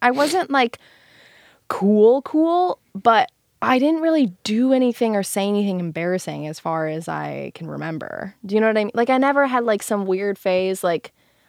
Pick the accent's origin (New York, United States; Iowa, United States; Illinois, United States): Illinois, United States; Chicago; accent: Chicago; Well, my Chicago accent was so strong.